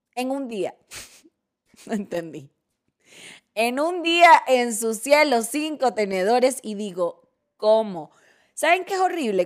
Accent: Venezuela; moved away as an adult; now in Mexico; soy gracias a aquellas que me formaron en, mi país natal

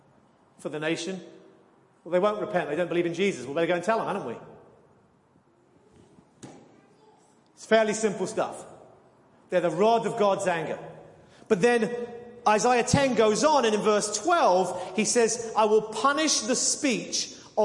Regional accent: near Leeds Castle, South East England, United Kingdom; moved away; I come from England, and a mile from where I used to live as the crow flies was a place called Leeds Castle

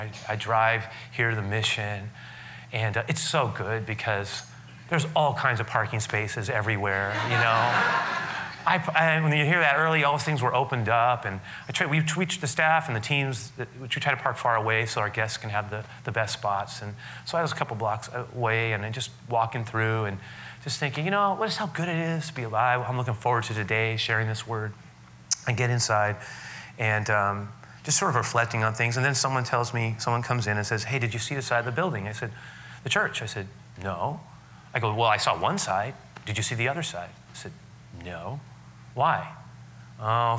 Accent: San Francisco, California, United States; I grew up on the west side of the city. I grew up on the Sunset, the far outer Sunset, 47th Avenue, Great Highway

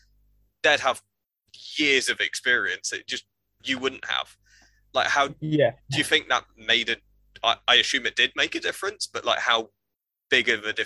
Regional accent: United Kingdom; you're going across with kind of, you know, wet behind the ears as a Brit in Belgium

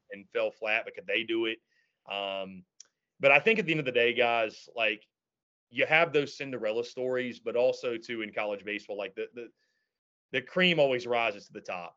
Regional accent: the Carolinas, United States; I'm from the Carolinas

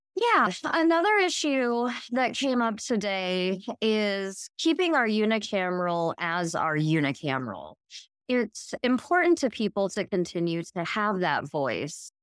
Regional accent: Hastings, Nebraska, United States; I was born and raised in Hastings

